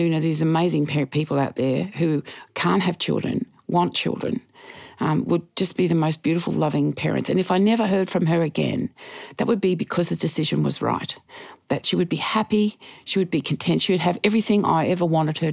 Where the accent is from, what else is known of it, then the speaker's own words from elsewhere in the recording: Geelong, Victoria, Australia; also born or lived in Ocean Grove; In Geelong, an Ocean Grove in Victoria. Beautiful. Loved my childhood.